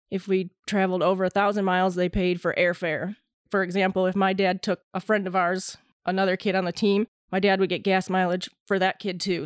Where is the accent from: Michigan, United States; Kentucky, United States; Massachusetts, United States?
Michigan, United States; Waterford; moved away as an adult; now in North Carolina, United States; I grew up in Waterford